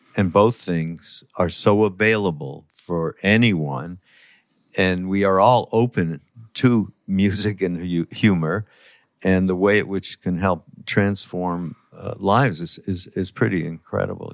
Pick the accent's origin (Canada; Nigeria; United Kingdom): Canada; I'm from Canada